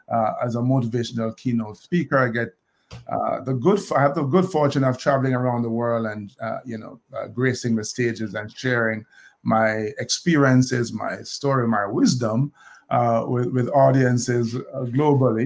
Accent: Kingston, Jamaica; moved away as an adult; now in United States; I grew up in Olympic Gardens, Kingston

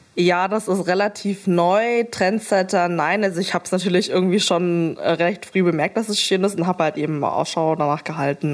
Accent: Berlin, Germany; bin äh, Berlinerin und bin damals halt eben aus dem elterlichen Haus in Steglitz halt eben nach Mitte gezogen

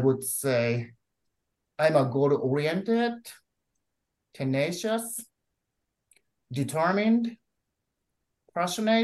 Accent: Japan; moved away as an adult; also born or lived in Chicago, United States / Kansas, United States / Boston, United States; now in El Paso, United States; I'm originally from Japan, but I'm currently a permanent resident of the United States of America

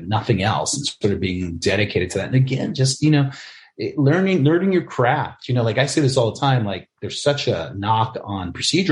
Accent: New York City, New York, United States; also born or lived in Albany, New York; I grew up in the Bronx with my grandmother and my mom and my aunts

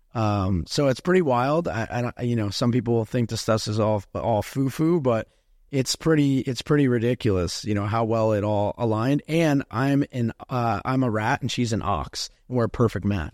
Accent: New Jersey, United States; moved away as an adult; now in Miami, United States; I'm from New Jersey

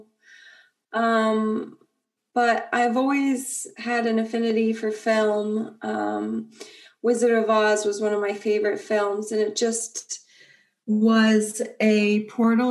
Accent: near Akron, Ohio, United States; moved away; I grew up in Ohio, and near Akron.

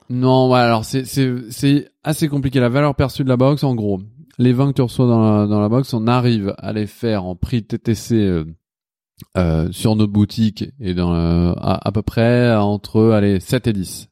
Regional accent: Lyon, Auvergne-Rhône-Alpes, France; now in Paris, France; je viens de Lyon

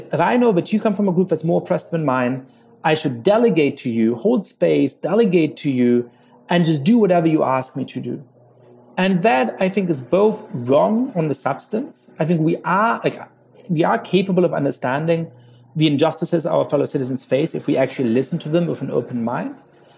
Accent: New York City, New York, United States; as a black man growing up in New York City, a lot of the times you would experience stop and frisk tactics

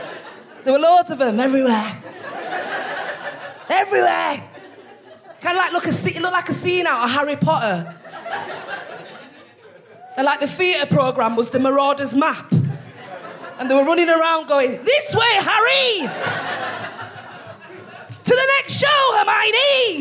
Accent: Leeds, Yorkshire and the Humber, United Kingdom; also born or lived in South East London; now in London, United Kingdom; I'm from Leeds.

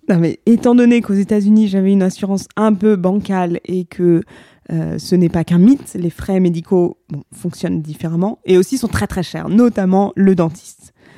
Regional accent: France; moved away as an adult; also born or lived in New York; quand on est français avec un passeport

